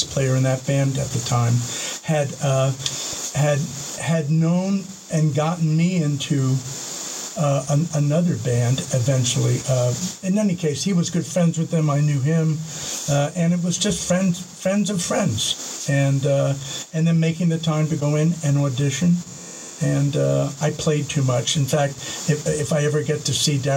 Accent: Montclair, New Jersey, United States; I grew up in Montclair, which was 12 miles from Manhattan, Midtown.

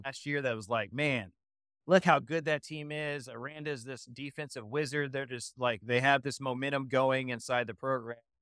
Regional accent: Austin, Texas, United States; I, I am from Austin. I live in Austin

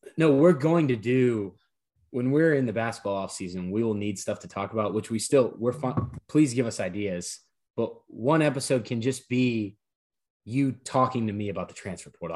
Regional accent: Baton Rouge, Louisiana, United States; I grew up in Baton Rouge

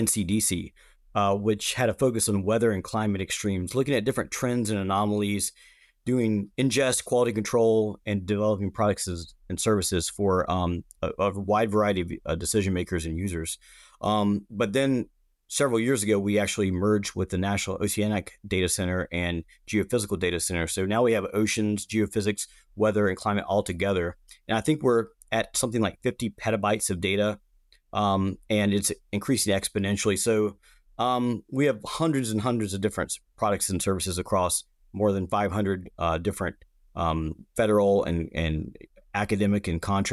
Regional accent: Hickory, North Carolina, United States; I grew up in the Hickory, North Carolina area

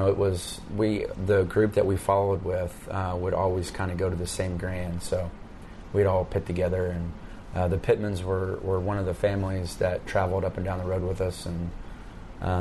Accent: Bixby, Oklahoma, United States; also born or lived in Tulsa, Oklahoma; I grew up around the Tulsa area. Was born in Tulsa. Grew up in a little town by the name of Bixby, which is just south of Tulsa, a little suburb

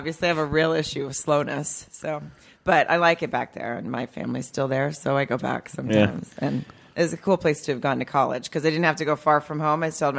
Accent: Farmington, Arkansas, United States; born or raised there

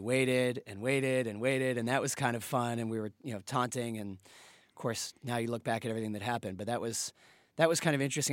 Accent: Boston, Massachusetts, United States; I'm from Boston. I'm a, I'm a Pats fan

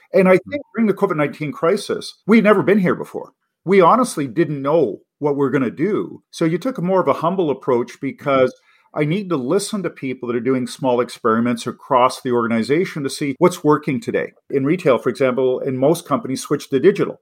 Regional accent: Canada; also born or lived in Los Angeles, United States / Boston, United States / Oxford, United Kingdom; as an English Canadian

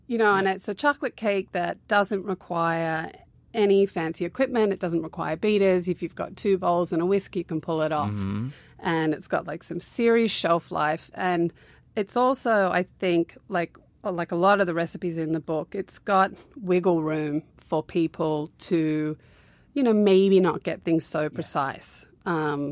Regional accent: Australia; also born or lived in Newcastle / Canberra / Sydney; I kind of grew up all around Australia. I was born in Newcastle, which is like two hours north of Sydney. And then we moved to Canberra, and then we went to the West Coast for four

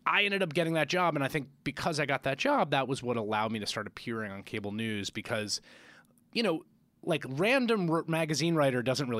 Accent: Bronx, New York, United States; I grew up in the Bronx. My dad was a community organizer. My mom was arts administrator in a nonprofit.

